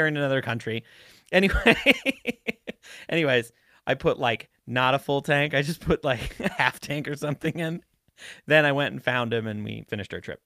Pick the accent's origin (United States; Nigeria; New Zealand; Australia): United States; Montana; I was from Montana